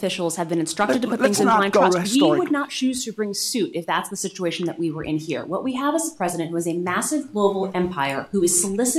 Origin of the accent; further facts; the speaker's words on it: Baltimore, Maryland, United States; I was born and bred in Baltimore.